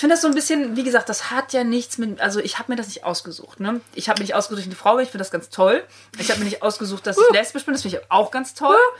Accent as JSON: {"language": "German", "area": "countryside near Cologne", "region": "North Rhine-Westphalia", "country": "Germany", "tie": "born or raised there"}